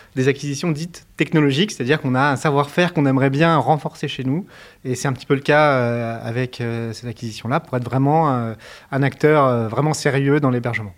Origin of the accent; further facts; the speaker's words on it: Montpellier, Occitania, France; moved away as an adult; also born or lived in Paris; j'ai grandi, euh, j'ai grandi à, Montpellier entre 8 ans et 20 ans, 25 ans